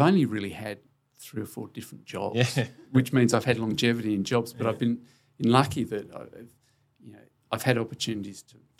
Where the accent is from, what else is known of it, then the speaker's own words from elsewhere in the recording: Sydney, New South Wales, Australia; moved away as an adult; also born or lived in West Ham, London / Melbourne; now in Adelaide, Australia; I grew up in Sydney. My mates were in Sydney. I love Sydney. Everything was about Sydney.